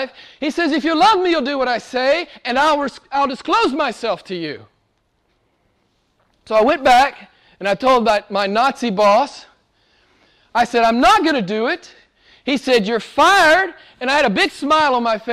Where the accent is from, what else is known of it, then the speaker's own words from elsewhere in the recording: United States; I'm from America